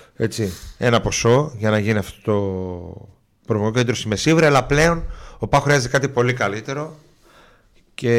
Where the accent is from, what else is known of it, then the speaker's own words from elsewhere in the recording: Munich, Bavaria, Germany; now in Greece; και εγώ μεγάλωσα στο Μόναχο. Δηλαδή τα εφηβικά μου χρόνια